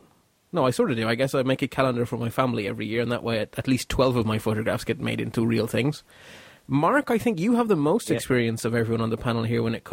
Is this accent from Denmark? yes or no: no; Belgium; now in Ireland; my home country